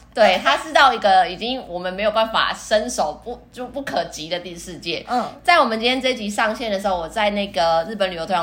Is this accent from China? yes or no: no; Taiwan; 我们台湾人